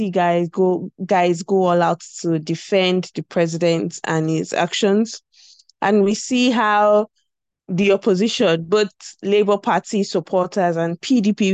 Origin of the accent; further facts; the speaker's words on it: South West Nigeria, Nigeria; I'm from the Southwest